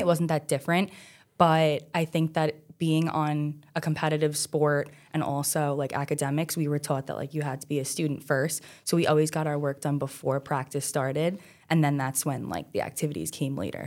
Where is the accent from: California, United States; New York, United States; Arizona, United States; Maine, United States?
New York, United States; New York City; I grew up on Staten Island my whole life, South Shore, born and raised